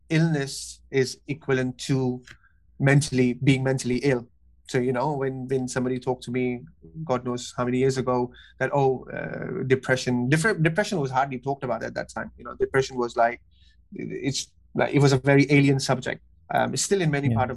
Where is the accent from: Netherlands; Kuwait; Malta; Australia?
Kuwait; also born or lived in Pakistan; now in London, United Kingdom; I'm originally from Pakistan. Uh, I grew up in Kuwait. Uh, now I'm living in London.